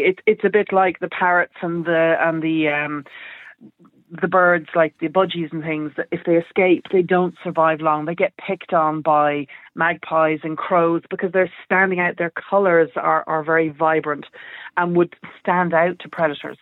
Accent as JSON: {"language": "English", "country": "Ireland", "said": "us Irish people"}